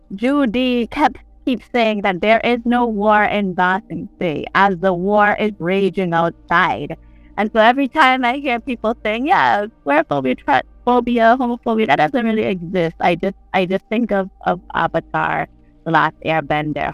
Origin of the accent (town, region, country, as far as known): St. John's, Saint John, Antigua & Barbuda